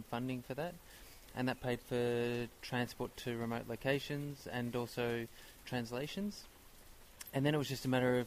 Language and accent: English; Melbourne, Victoria, Australia; moved away as an adult; I'm from Melbourne, Australia